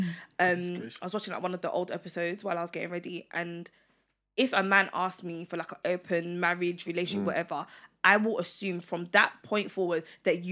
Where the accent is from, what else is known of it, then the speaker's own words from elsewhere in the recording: Ghana; I'm Ghanaian.